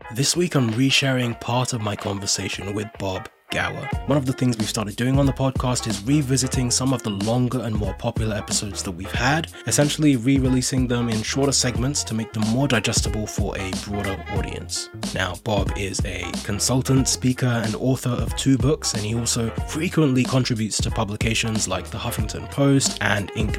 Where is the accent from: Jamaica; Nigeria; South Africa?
Nigeria; now in United Kingdom; I'm originally Nigerian and I came to the U K from Nigeria